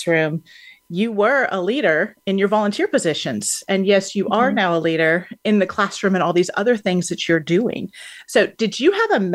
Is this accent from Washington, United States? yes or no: no; Houston, Texas, United States; Houston, which happens to be my hometown